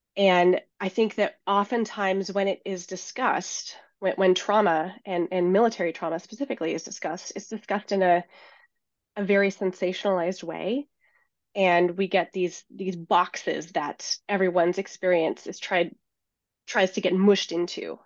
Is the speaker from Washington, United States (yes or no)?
yes; Seattle, Washington, United States; born or raised there; moved away as an adult